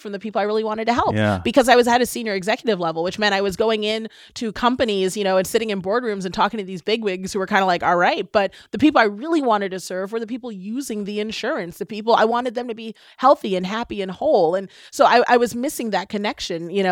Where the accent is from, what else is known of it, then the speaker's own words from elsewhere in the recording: Washington, District of Columbia, United States; growing up in Washington, D.C., I was the daughter of a cab driver.